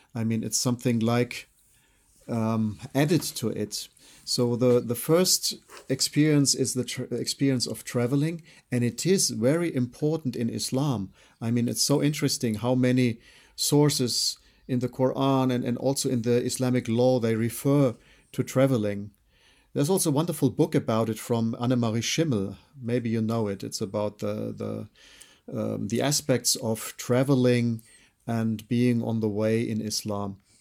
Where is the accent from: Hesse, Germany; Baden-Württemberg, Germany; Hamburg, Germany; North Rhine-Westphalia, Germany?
Baden-Württemberg, Germany; Freiburg; I was born in Freiburg. I'm German origin.